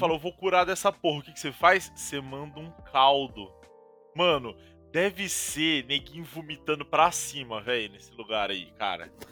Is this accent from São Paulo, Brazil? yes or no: no; Paraná, Brazil; pelo menos aqui, onde eu cresci, assim, é muito normal